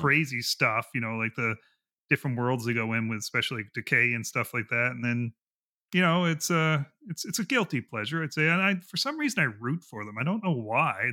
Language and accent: English; Canada; I'm Canadian